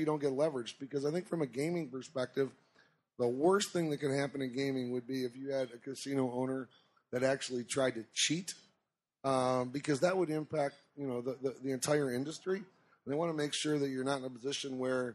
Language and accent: English; Detroit, Michigan, United States; moved away; We're originally from Detroit